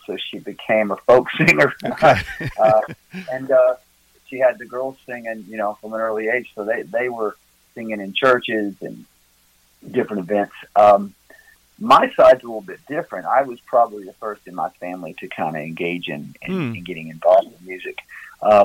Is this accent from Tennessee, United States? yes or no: yes; near Memphis, West Tennessee, United States; moved away as an adult; now in Gatlinburg, United States; Originally, I'm from West Tennessee down by Memphis